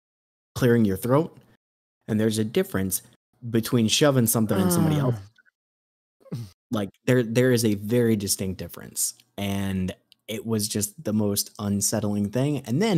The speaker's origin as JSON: {"language": "English", "region": "Midwest", "country": "United States", "said": "I'm from the Midwest"}